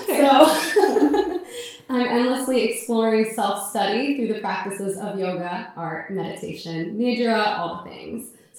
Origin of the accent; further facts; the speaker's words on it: New York, United States; I'm from New York, so I've just been living in very, very small apartments.